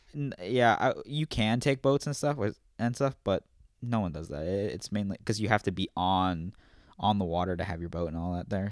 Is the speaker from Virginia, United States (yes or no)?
yes; Virginia, United States; moved away; also born or lived in Illinois; That's where I'm from